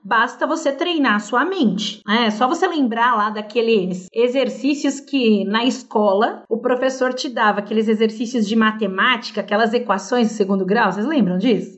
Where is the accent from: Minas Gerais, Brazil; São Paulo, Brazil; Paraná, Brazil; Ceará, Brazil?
São Paulo, Brazil; first language Portuguese; Eu sou aqui de São Paulo